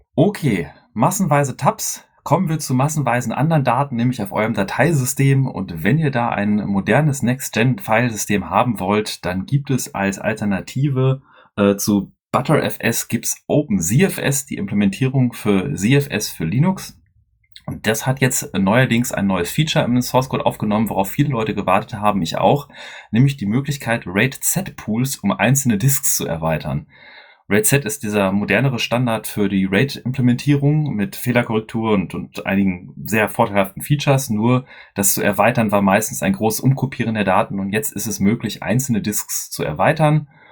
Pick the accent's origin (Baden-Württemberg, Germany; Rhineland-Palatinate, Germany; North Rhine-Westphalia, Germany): North Rhine-Westphalia, Germany; Dortmund